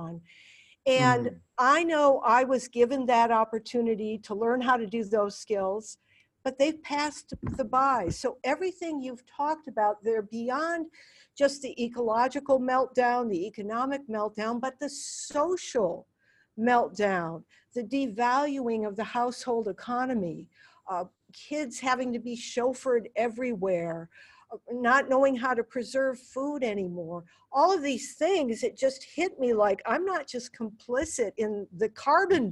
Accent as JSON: {"language": "English", "country": "United States", "said": "I'm an American"}